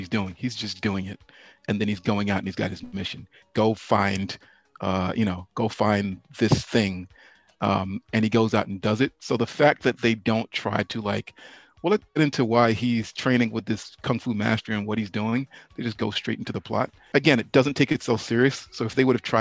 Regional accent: New York City, New York, United States; when we were young growing up in New York City, like 14 years old

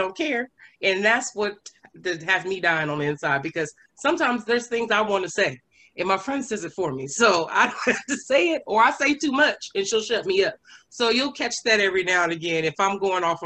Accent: Phoenix, Arizona, United States; Born and raised Phoenix, Arizona, the oldest of two. Southside Phoenix

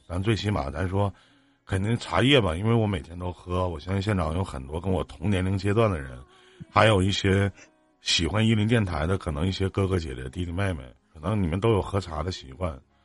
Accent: Northeast China, China; 我们在这个东北这边呢

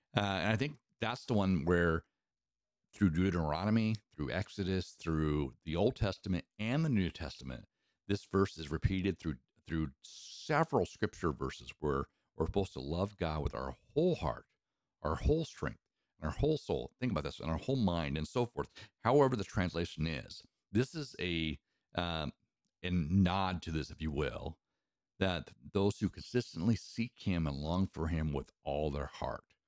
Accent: Eastern Washington, United States; I grew up in Eastern Washington

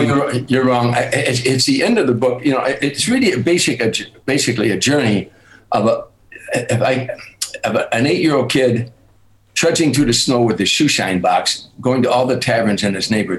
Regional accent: Harvey, Illinois, United States; I had a lot of fights in my life growing up in Harvey

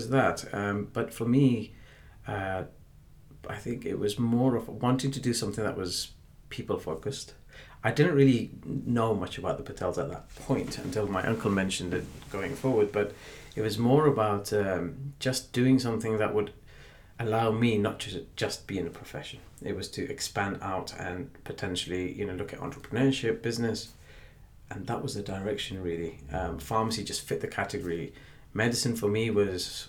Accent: Oxford, South East England, United Kingdom; also born or lived in Blackburn, Lancashire / Pakistan / Leicester; from the age of, say, 10 or 11, we were in Oxford. And that's where I grew up and did my education.

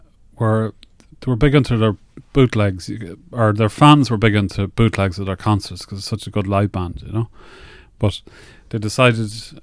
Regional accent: Navan, County Meath, Ireland

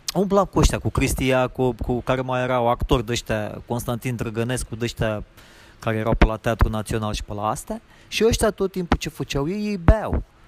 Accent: Romania; moved away as an adult; now in Los Angeles, United States

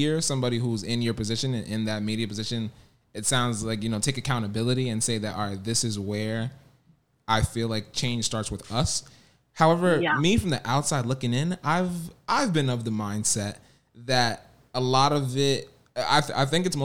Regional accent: Senegal; I'm from Senegal

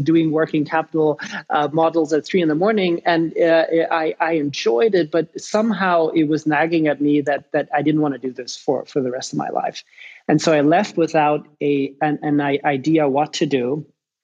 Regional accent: Germany; accent: weird; also born or lived in Ireland / London; I'm Irish, grew up in Germany. That explains the weird accent.

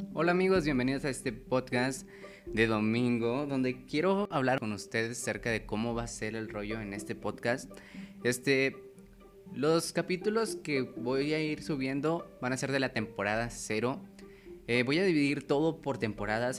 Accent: Chihuahua, Mexico; also born or lived in Cuauhtémoc, Chihuahua; Nací en la ciudad de Chihuahua, donde estudié, crecí hasta los 13, luego viví en un pueblo y luego en Cuauhtémoc

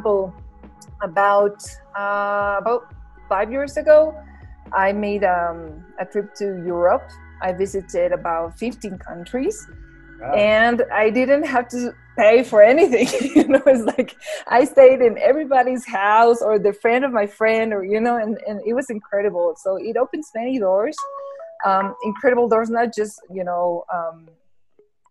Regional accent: La Paz, Bolivia; English is a second language; I'm from La Paz, Bolivia

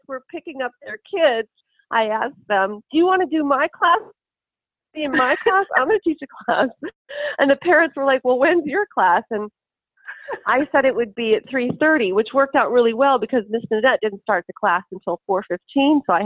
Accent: Lincoln, Nebraska, United States; I'm from Lincoln, Nebraska

